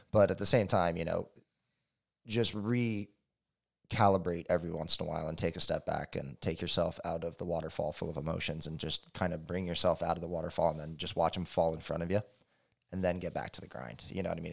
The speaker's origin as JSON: {"language": "English", "region": "Hawaii", "country": "United States", "tie": "born or raised there", "said": "growing up in Hawaii"}